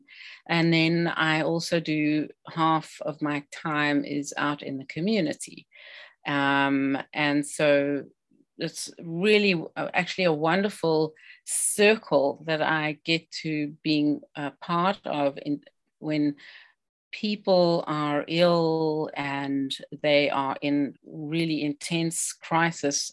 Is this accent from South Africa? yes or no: yes; South Africa; now in British Columbia, Canada; I'm an immigrant. I'm a South African originally